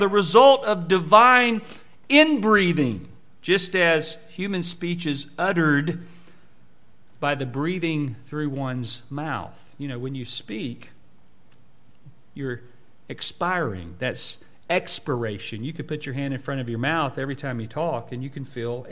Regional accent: Jacksonville, Florida, United States; I should sound like I'm from Jacksonville because I'm not from Alabama that my family's from

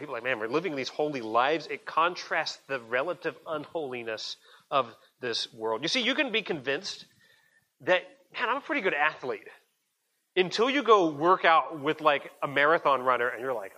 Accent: United States; I'm an American citizen

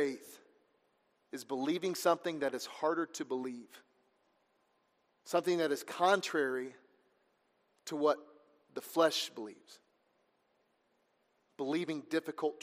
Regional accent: Missouri, United States; also born or lived in Georgia; pretty much raised in Missouri there

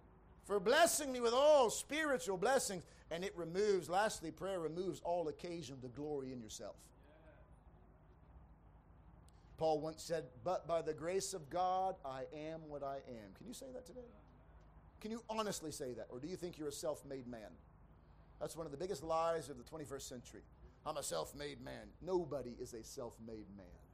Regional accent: United States; moved away; I grew up in America

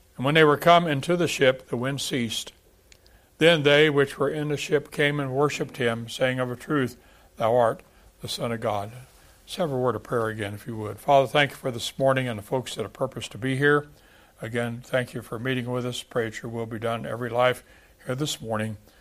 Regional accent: Texas, United States; moved away; I'm from Texas

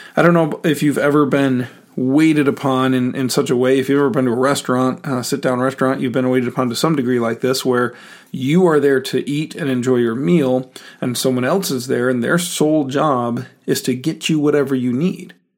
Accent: United States; as American Christians.

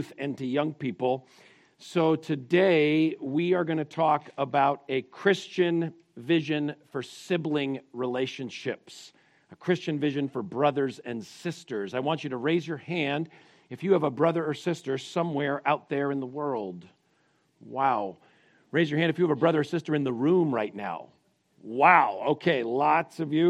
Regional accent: Connecticut, United States; I grew up in Connecticut

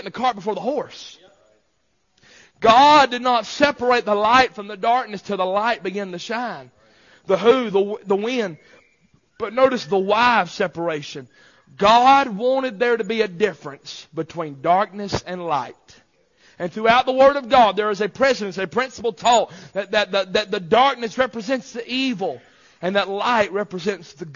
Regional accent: United States; I'm an American

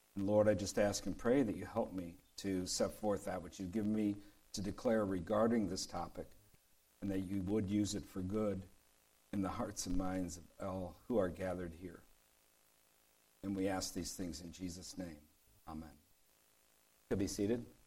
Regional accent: Detroit, Michigan, United States; I grew up in Detroit, and there was a street nearby called Gratiot.

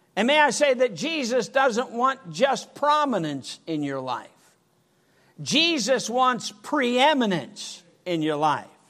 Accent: Michigan, United States; I was brought up in Michigan

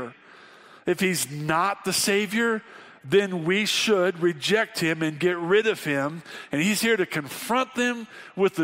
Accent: Wyoming, United States; We're from Wyoming.

